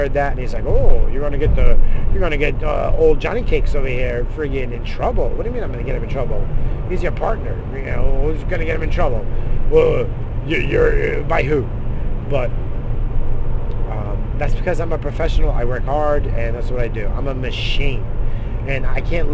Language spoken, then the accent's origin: English; United States; I'm American